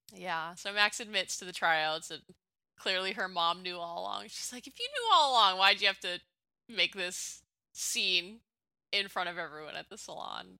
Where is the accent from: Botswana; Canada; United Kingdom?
Canada; I'm from Canada.